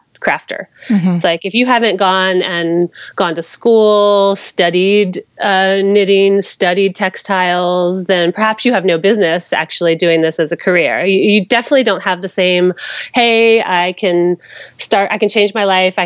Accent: United States; moved away as an adult; now in Berlin, Germany; I'm American, and so is my entire family

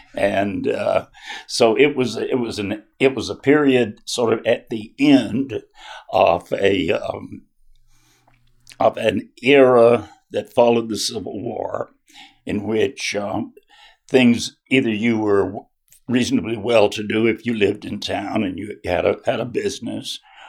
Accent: Baxley, Georgia, United States; moved away; also born or lived in Florida; I'm originally from Baxley, Georgia. That's in Appling County, and that is the same county where Foster Sellers grew up.

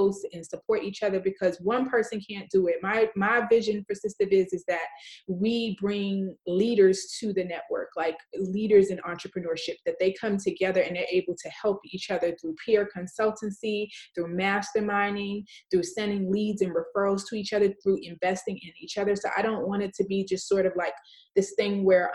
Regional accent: New York City, New York, United States; I grew up in New York City

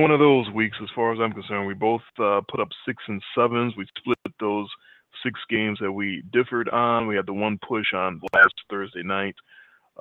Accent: Tennessee, United States; My home state Titans

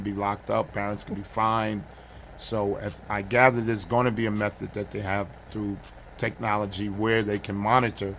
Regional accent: New York City, New York, United States; also born or lived in Brooklyn; born in Brooklyn, raised in Queens. Uh-huh. Um, Queens native all my life

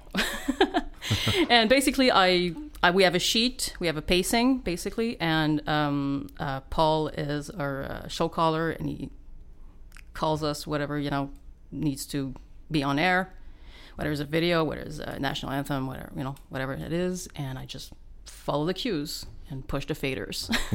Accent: Val-David, Quebec, Canada; Laurentians, yeah, Val-David, Quebec

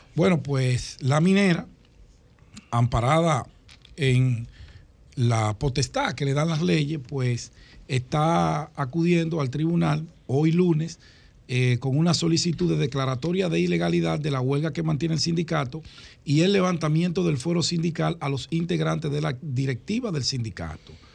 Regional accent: Santo Domingo, Distrito Nacional, Dominican Republic; cerca de donde yo nací, en Cristo Rey

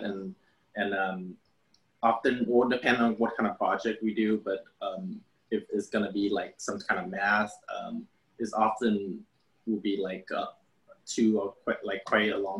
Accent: Vietnam; now in United States; I grew up in, I grew up in Vietnam

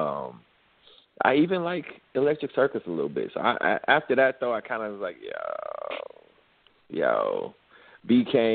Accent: Chicago, Illinois, United States; I'm from Chicago

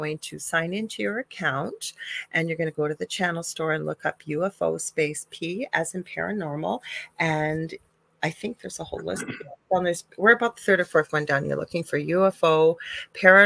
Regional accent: Canada; I am a Canadian spiritual medium

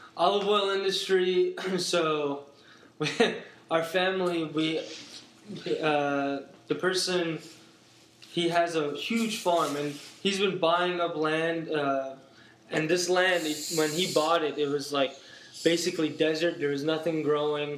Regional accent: Turkey; also born or lived in New York; I am from Turkey

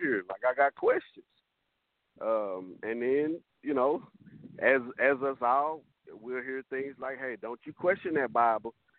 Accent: Fort Worth, Texas, United States; I'm from the South. I'm from Fort Worth

